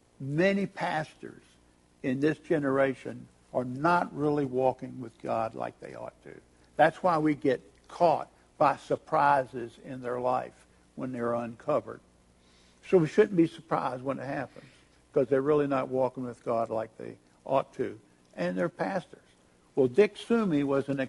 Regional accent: Richmond, Virginia, United States; took me to Emmanuel Baptist Church in Richmond, Virginia, my hometown

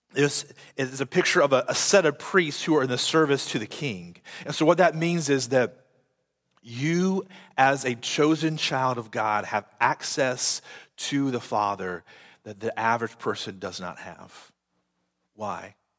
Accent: United States; I'm still American, but before I'm an American, I'm a child and a citizen of the kingdom of heaven

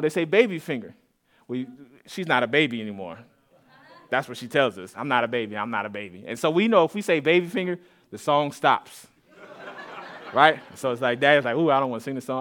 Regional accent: Austin, Texas, United States; I grew up here in the Austin area on the east side of Austin, uh, s, more so Saint John's

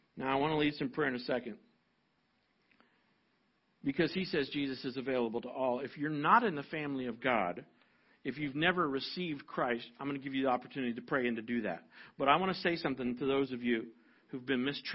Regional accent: United States; I'm a white, older American male

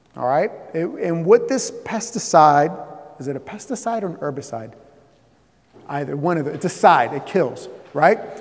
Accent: Southeast Florida, United States; moved away; I'm from Florida. I grew up in, in, in, Southeast Florida

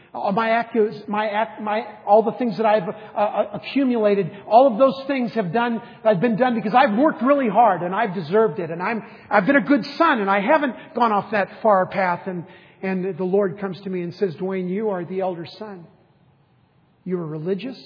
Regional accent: United States; a boy growing up in the United States with loving parents

